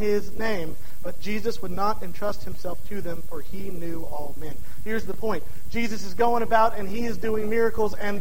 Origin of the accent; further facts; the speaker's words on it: DeRidder, Louisiana, United States; my hometown of DeRidder, Louisiana